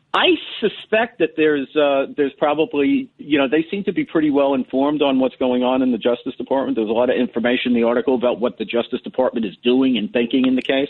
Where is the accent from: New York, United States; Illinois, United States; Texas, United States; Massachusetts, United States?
New York, United States; New York City; I'm from Parkchester.